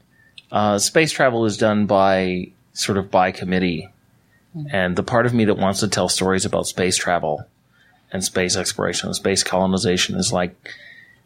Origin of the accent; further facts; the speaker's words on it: Canada; now in United States; I'm a Canadian and I'm in America